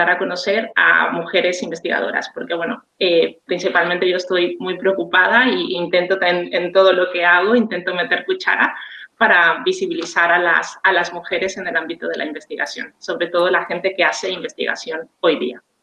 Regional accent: Mexico; now in Tarragona, Spain; soy mexicana, pero bueno, hace mucho tiempo que estoy residiendo aquí en España. Vivo en una zona que se llama Tarragona, que pertenece a Cataluña.

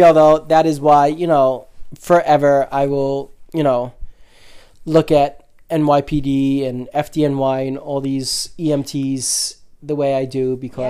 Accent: New York City, New York, United States; And we are from New York.

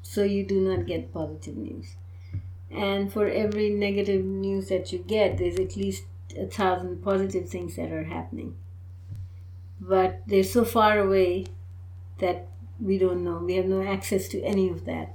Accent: Pakistan; now in United States; I belong to the Indian subcontinent. I'm from Pakistan, so that's one Muslim culture.

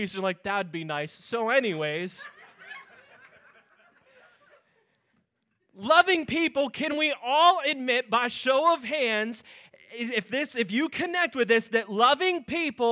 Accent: Pittsburgh, Pennsylvania, United States; moved away; I'm originally from Pittsburgh

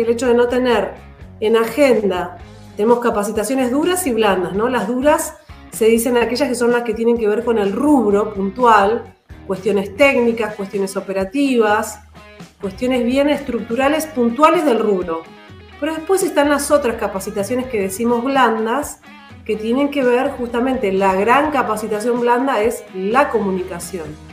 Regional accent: Andacollo, Neuquén, Argentina; yo soy de Andacollo, nací en Andacoyo y tengo un amor por, por la provincia y el interior

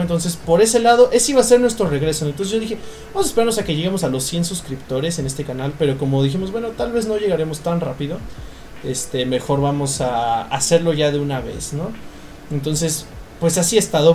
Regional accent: Mexico

